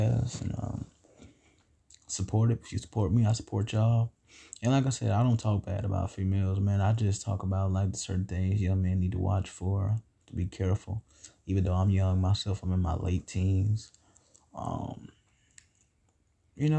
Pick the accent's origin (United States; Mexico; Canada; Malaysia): United States; the South; I'm from the South, man, and you know how we is